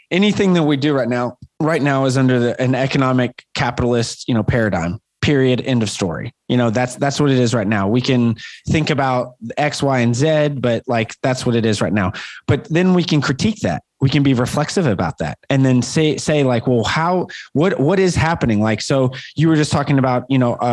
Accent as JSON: {"language": "English", "town": "Chattanooga", "region": "Tennessee", "country": "United States", "tie": "born or raised there", "also_born_or_lived": "Chicago / Los Angeles / New York", "moved": "yes", "said": "I grew up in Chattanooga, Tennessee"}